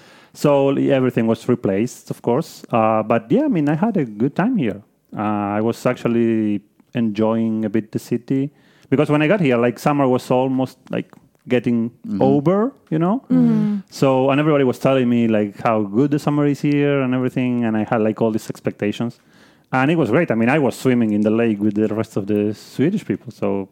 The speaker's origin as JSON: {"language": "English", "region": "Buenos Aires", "country": "Argentina", "said": "Like I came from Buenos Aires, which is a city with like, I don't know, maybe 8 million people."}